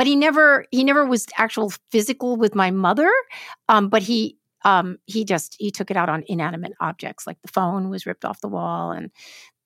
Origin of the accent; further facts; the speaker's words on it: New York City, New York, United States; I grew up in Brooklyn, New York